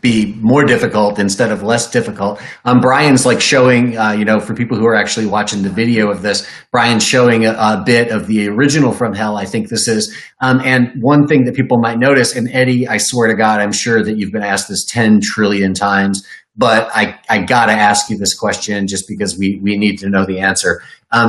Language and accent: English; Detroit, Michigan, United States; when I was a little kid, growing up in Detroit